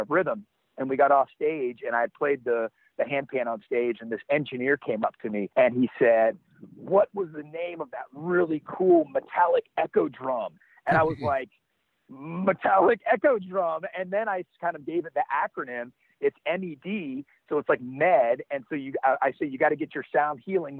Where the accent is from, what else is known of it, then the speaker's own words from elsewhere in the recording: Athens, Georgia, United States; moved away as an adult; also born or lived in San Francisco Bay Area / Los Angeles; I started drumming in bands in my hometown, Athens, Georgia.